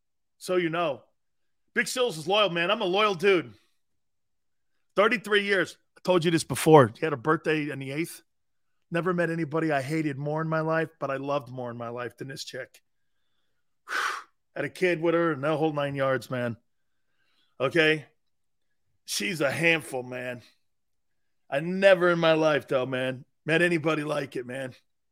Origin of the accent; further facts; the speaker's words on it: Northeast, United States; Yeah, I'm from the Northeast, man.